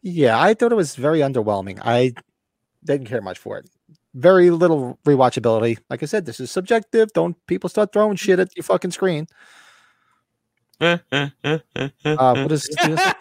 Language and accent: English; United States; I grew up near New York City. I work in there a lot.